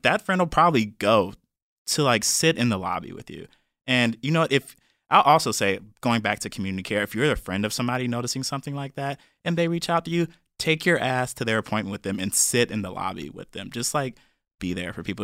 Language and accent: English; Cleveland, Ohio, United States; moved away; I'm from Cleveland, Ohio, real Cleveland, not like the suburbs like some of y'all people be saying